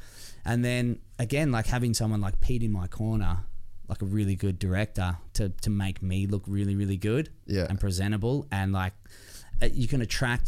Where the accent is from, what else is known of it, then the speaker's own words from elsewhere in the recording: Ballarat, Victoria, Australia; I grew up in Ballarat.